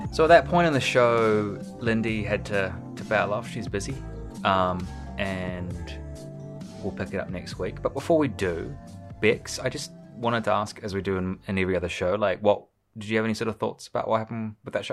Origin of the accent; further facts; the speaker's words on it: Nelson, New Zealand; I grew up in Nelson